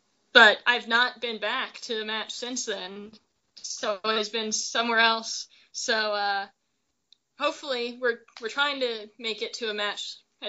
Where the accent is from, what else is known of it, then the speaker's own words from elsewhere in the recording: Wyoming, United States; also born or lived in Portland, Oregon; now in Houston, United States; I grew up in Wyoming, so there were no pro teams of any sort there.